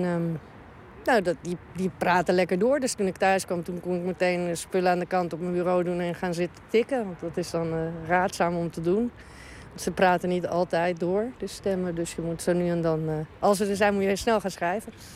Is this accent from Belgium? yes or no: no; Uruguay; now in Amsterdam, Netherlands; Ik kom uit Uruguay en ik woon in Nederland al heel lang